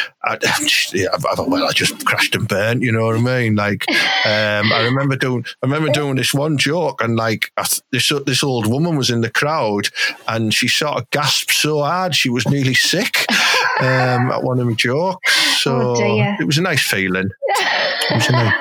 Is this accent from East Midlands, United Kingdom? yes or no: no; Thornaby-on-Tees, North East England, United Kingdom; Thornaby's my hometown